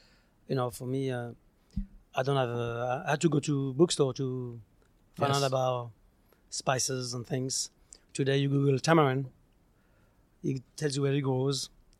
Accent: Alsace, Grand Est, France; moved away; I'm from Alsace.

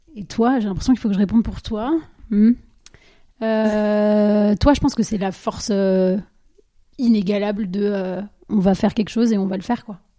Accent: Dijon, Bourgogne-Franche-Comté, France; also born or lived in Asia; moi je viens de Dijon

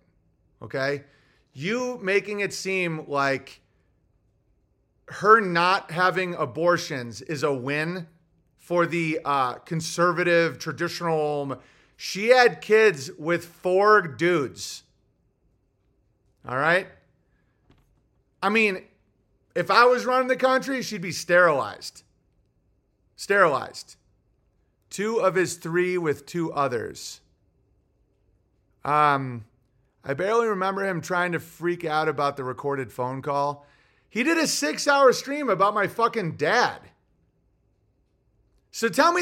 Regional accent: Oswego, New York, United States; I'm from Oswego, but I'm north of the Finger Lakes

